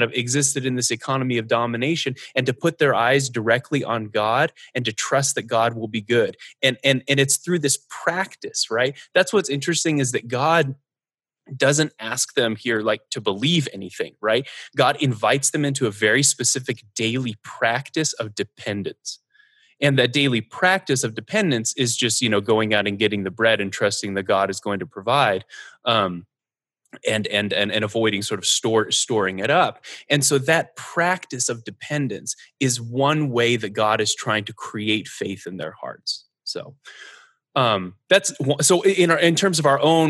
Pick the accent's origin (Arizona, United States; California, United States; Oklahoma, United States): Arizona, United States; Northern; I grew up in Northern Arizona, where there is a lot of wilderness.